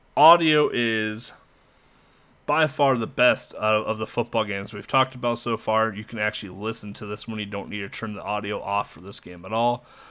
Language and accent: English; United States; Being an American